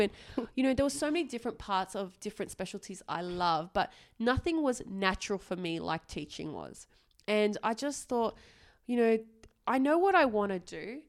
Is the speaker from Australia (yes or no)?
yes; Australia; I was born and raised in Australia, I did my medical degree overseas